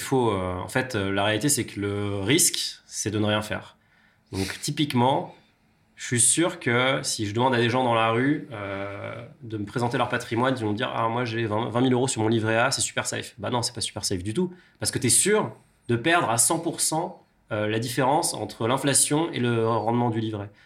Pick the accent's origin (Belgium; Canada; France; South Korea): France; Chambéry, Auvergne-Rhône-Alpes; c'est ma ville natale. Alors la première, c'est ma ville natale, c'est mm. Chambéry.